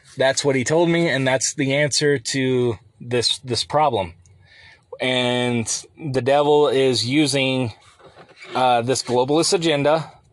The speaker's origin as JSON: {"language": "English", "country": "United States", "tie": "born or raised there", "said": "the America that I remember growing up and even into my twenties"}